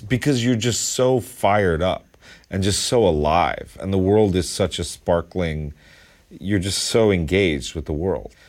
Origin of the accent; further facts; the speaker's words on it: Westchester County, New York, United States; also born or lived in East Village, New York City; I came from Westchester County.